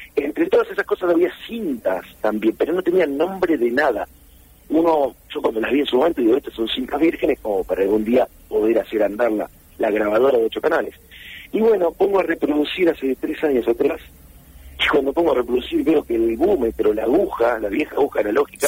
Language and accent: Spanish; Junín, Buenos Aires Province, Argentina; moved away as an adult; yo soy de Junín, provincia de Buenos Aires